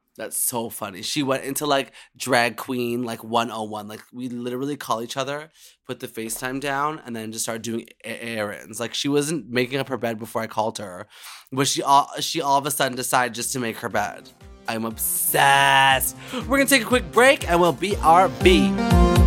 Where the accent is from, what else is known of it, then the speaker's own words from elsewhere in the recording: Canada; being a Canadian queen